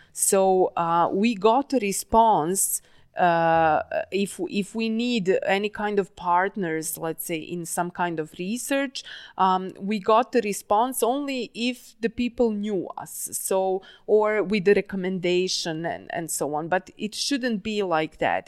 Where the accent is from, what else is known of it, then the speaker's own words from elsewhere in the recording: Novi Sad, Vojvodina, Serbia; moved away; Novi Sad. Uh, not only that's my hometown